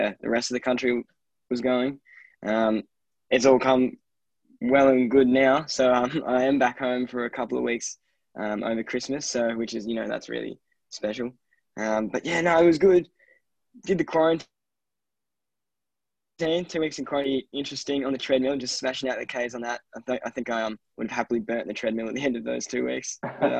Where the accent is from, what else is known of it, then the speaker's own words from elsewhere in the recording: Diamond Valley, Victoria, Australia; moved away as an adult; now in Canberra, Australia; Tim and I we're both from Diamond Valley, so yeah, we moved up to Canberra